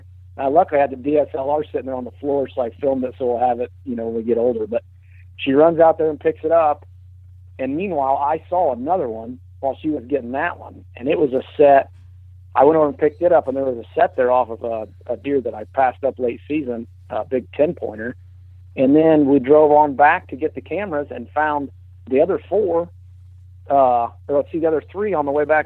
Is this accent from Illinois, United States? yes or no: yes; Illinois, United States; of course, with Bowhunter Die and bowhunting.com, and I'm from Fulton County, Illinois, and I live outside of a small town called Ipava.